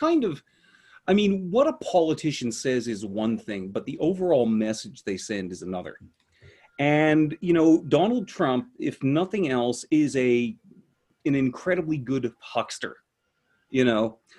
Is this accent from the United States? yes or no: no; Canada; accent: Canadian; I'm trying to downplay my Canadian accent